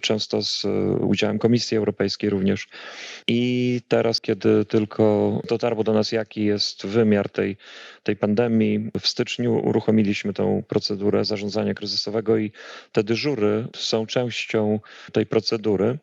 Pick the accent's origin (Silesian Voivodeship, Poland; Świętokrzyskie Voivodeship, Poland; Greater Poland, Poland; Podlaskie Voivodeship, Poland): Podlaskie Voivodeship, Poland; Białystok; moved away as an adult; also born or lived in Atlanta, United States; now in Stockholm, Sweden; pochodzę z Białegostoku, y, ze ściany wschodniej, z Zielonych Płuc Polski i tam kończyłem, y, to jeszcze się nazywało Akademia Medyczna